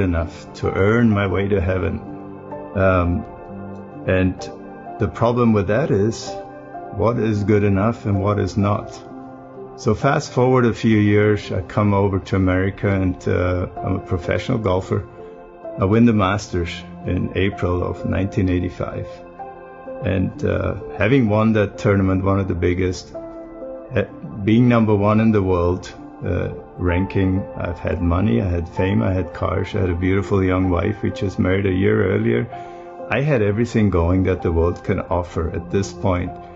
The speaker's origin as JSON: {"language": "English", "country": "Germany", "tie": "born or raised there", "moved": "as an adult", "lives_now": "United States", "said": "I grew up in Germany"}